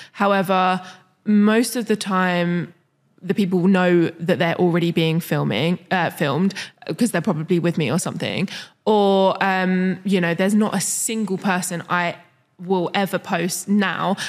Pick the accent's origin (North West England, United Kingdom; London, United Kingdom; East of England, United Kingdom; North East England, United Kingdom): London, United Kingdom; moved away; I'm from London